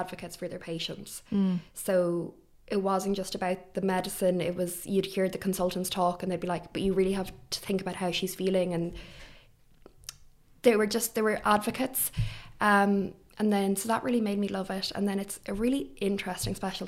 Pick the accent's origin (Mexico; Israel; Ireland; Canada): Ireland; Athlone, Leinster; moved away as an adult; now in Dublin, Ireland; So I'm from Ireland. I'm from Athlone, so the Midlands.